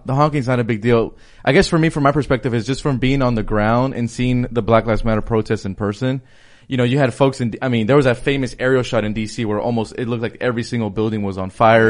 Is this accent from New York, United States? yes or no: no; Los Angeles, California, United States; I'm from Los Angeles, so my mayor, Eric Garcetti